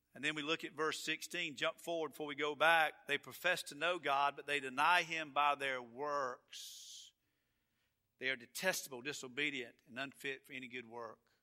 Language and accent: English; Atlanta, Georgia, United States; now in Florida, United States; I am from Georgia, and I am from Atlanta, and it's just something about where you're from, it's just where you're from. And I love Florida, but I'm from Atlanta and that area.